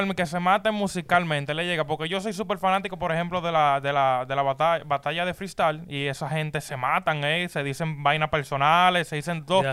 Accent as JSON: {"language": "Spanish", "country": "Dominican Republic", "said": "yo soy dominicano"}